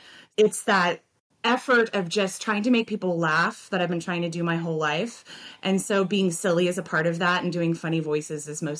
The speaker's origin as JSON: {"language": "English", "region": "Louisiana", "country": "United States", "said": "I am from Louisiana, so the upcoming show with Monica for Steel Magnolias is going to be a blast because I get to go back to my roots. But I've lived all over the U.S."}